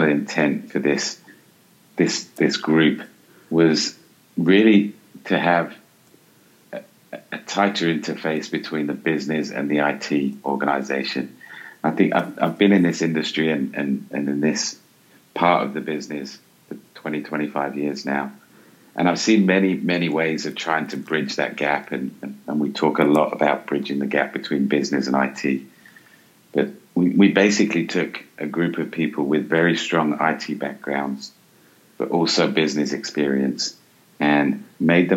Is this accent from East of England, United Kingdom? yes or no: no; London, United Kingdom; moved away as an adult; now in Englewood, United States; I grew up here in London, and you know the family connections are still very tight